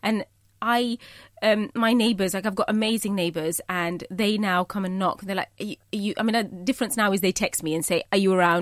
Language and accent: English; United Kingdom; I am Bangladeshi, you know, I'm British, but I'm also a Muslim